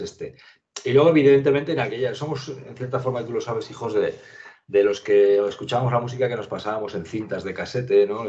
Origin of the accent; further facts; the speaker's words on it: a village in the province of Zaragoza, Aragon, Spain; moved away; also born or lived in Pamplona / Madrid; mi pueblo